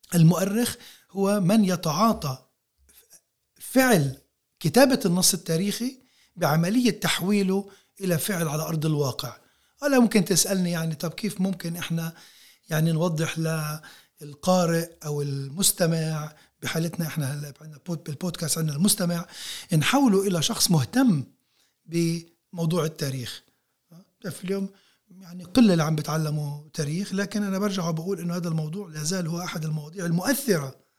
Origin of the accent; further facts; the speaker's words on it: Palestine; احنا كفلسطينيين موجودين هون على هاي الارض بشكل متواصل منذ آلاف السنين